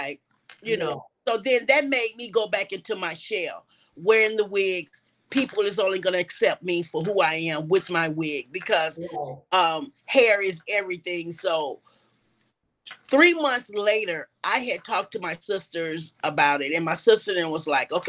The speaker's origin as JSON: {"language": "English", "town": "Chicago", "region": "Illinois", "country": "United States", "moved": "as an adult", "lives_now": "Atlanta, United States", "said": "I'm originally from Chicago, Illinois"}